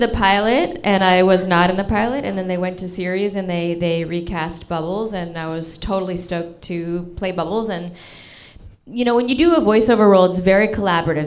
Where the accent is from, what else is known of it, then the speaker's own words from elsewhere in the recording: Toronto, Ontario, Canada; now in Los Angeles, United States; I grew up in Toronto